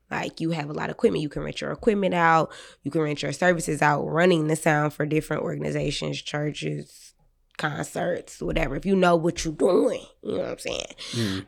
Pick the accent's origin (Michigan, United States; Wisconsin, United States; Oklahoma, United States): Michigan, United States; Detroit; I'm from the West Side